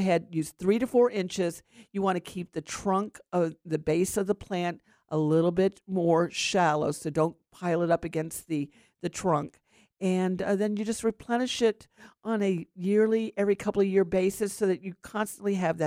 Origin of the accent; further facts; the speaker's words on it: Florida, United States; growing up in Florida